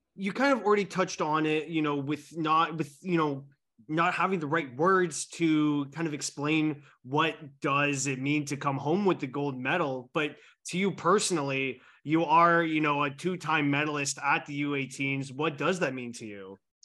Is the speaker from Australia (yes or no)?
no; Canada; I'm Canadian here